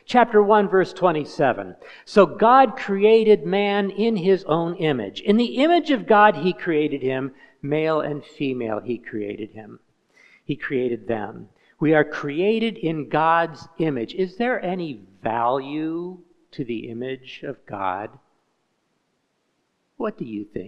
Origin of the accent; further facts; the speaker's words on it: Indiana, United States; moved away as an adult; now in Kenya; I'm an American. I'm from Hoosierland, from Indiana.